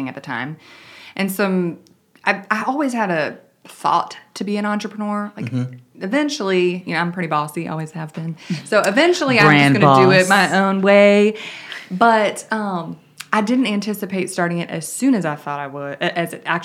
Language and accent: English; Cleveland, Ohio, United States; accent: Cleveland; now in Greensboro, United States; I was born in Cleveland, Ohio, grew up there. So sometimes if you hear a little Cleveland accent